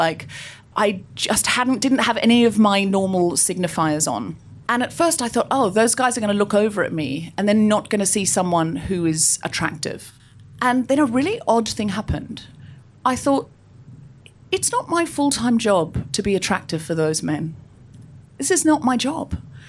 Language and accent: English; Gold Coast, Queensland, Australia; I grew up on the Gold Coast. I know I don't sound especially Australian, but I read a lot of Enid Blyton as a child and I picked up the accent from the books.